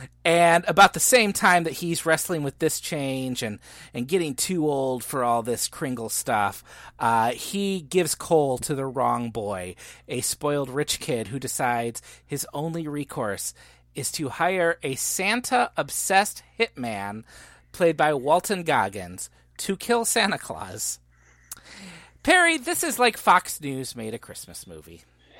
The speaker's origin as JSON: {"language": "English", "country": "Ireland", "said": "I like Irish things. I'm Irish, so"}